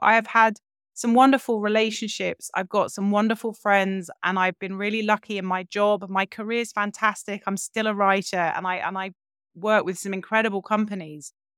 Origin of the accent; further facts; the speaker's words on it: London, United Kingdom; grew up in London, in a big house.